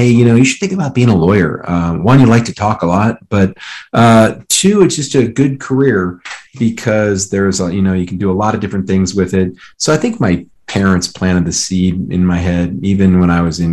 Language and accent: English; Colorado, United States; I'm from Colorado